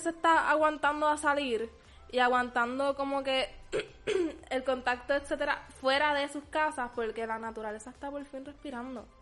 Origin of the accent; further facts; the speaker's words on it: Puerto Rico; somos los puertorriqueños bien amorosos, bien pegajosos